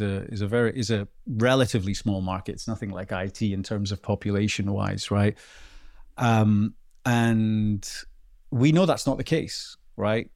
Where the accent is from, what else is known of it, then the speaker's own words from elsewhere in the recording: Bowden, Scotland, United Kingdom; also born or lived in Melrose; I am from a very, very small, well, a hamlet called Bowden, which is, like, less than a hundred people in Scotland